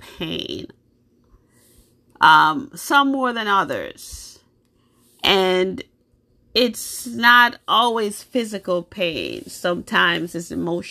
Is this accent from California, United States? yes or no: no; New York, United States; also born or lived in Jamaica; now in Massachusetts, United States; I was born in Jamaica. I grew up in New York most of my life. I live in Massachusetts now